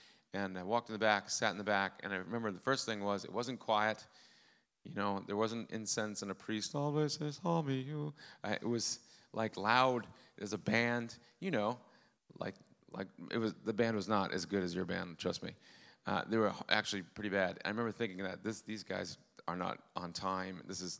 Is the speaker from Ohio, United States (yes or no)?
no; Rhode Island, United States; accent: Rhode Island; even do a Rhode Island accent anymore. It's gone. Lord. Thank you, Lord. Father, Lord, Father. That's my Rhode Island accent.